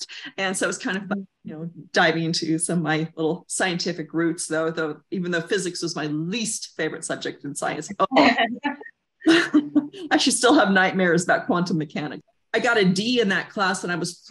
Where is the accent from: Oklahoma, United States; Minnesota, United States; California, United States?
California, United States; Southern; I grew up in Southern California